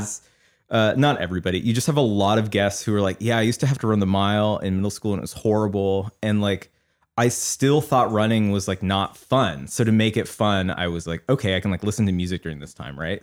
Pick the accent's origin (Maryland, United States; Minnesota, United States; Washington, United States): Washington, United States; Seattle; now in Los Angeles, United States; I grew up in Seattle